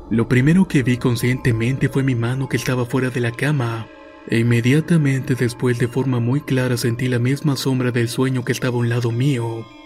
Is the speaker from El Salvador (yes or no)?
yes; El Salvador; Yo soy del Salvador y vivo en el departamento de Santa Ana.